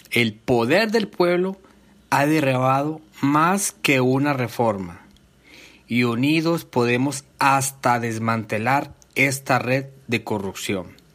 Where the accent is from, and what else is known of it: Colombia; now in São Paulo, Brazil